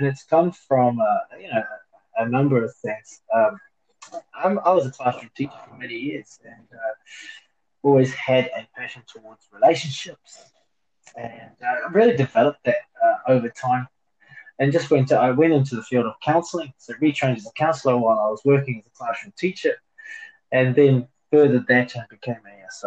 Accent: New Zealand; moved away as an adult; now in Hong Kong; New Zealand.

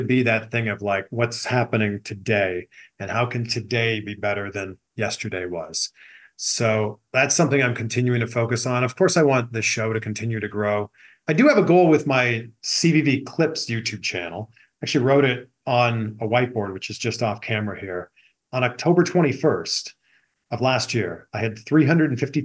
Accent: Pickering, Ontario, Canada; moved away as an adult; now in Los Angeles, United States; born and raised in Pickering, Ontario, Canada, now living in Los Angeles, California

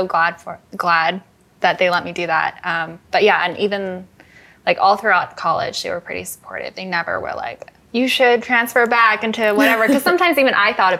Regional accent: Voorhees, New Jersey, United States; also born or lived in Cherry Hill, New Jersey; Born and raised in New Jersey.

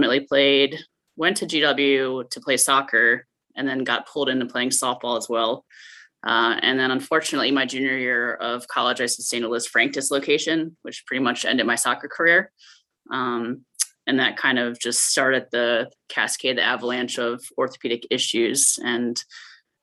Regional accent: Baltimore, Maryland, United States; I grew up in Baltimore, Maryland

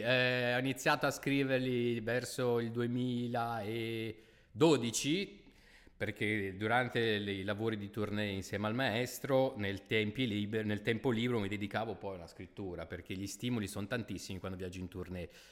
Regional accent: Milan, Lombardy, Italy; da milanese

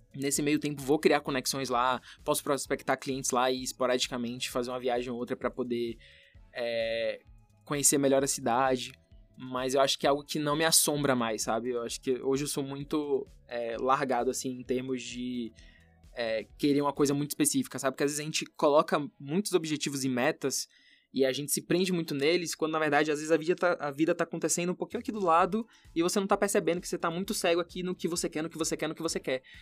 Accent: Brazil; Eu nunca saí do Brasil

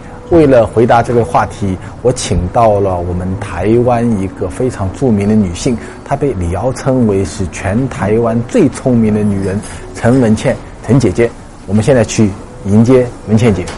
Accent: Hangzhou, Zhejiang, China; 我是杭州人，我知道的。

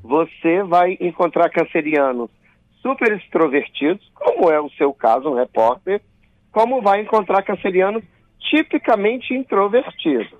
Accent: Colatina, Espírito Santo, Brazil; eu sou do interior do estado, eu sou de Colatina. Então, eu nasci às 12h57

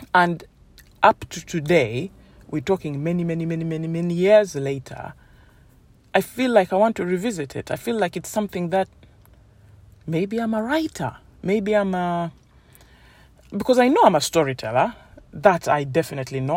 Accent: Uganda; now in United Kingdom; I grew up in Uganda and I was in boarding school

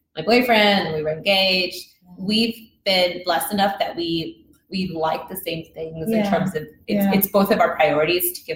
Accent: Houston, Texas, United States; also born or lived in Mexico; I'm originally from Mexico, but I'm not really allowed to tell people I'm from Mexico anymore if I've been here since I was like 2-3 years old, but I still do it. And I grew up in the south side of Houston

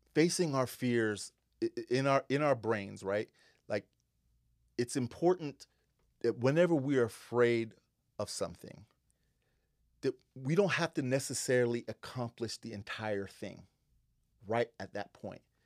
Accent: Western Pennsylvania, United States; now in Seattle, United States; I grew up in Western Pennsylvania

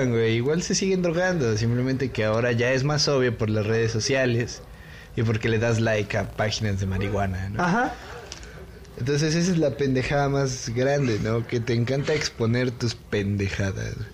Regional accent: Mexico; O sea, yo acepto que pues somos Mexi hay mexicanos güeros, hay mexicanos los afrodescendientes, o sea, hay de todo, ¿no?

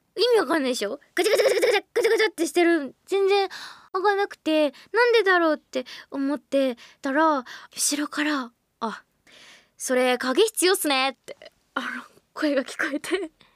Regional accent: Wakayama, Japan; born or raised there; moved away

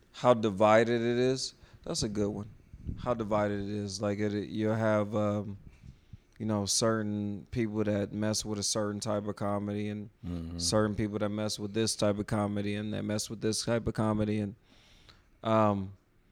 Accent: Ohio, United States; moved away as an adult; now in Phoenix, United States; I came in from Ohio. I'm from Ohio

